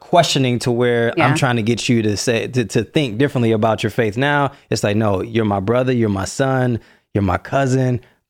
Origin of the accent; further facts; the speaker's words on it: Detroit, Michigan, United States; So born and raised in Detroit. And I grew up there. So I grew up in a very, very close-knit, tight-knit, awesome family.